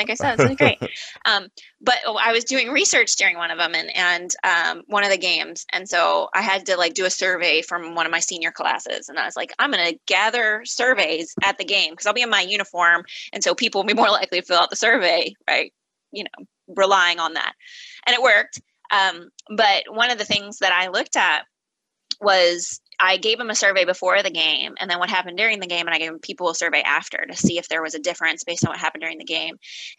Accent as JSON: {"language": "English", "region": "Midwest", "country": "United States", "said": "like I'm a Midwesterner, like that has a meaning that people identify with what it means."}